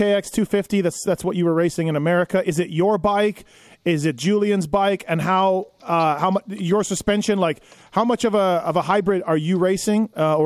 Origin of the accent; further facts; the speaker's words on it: Canada; moved away as an adult; now in United States; I'm born and raised there, and I lived there for 24 years.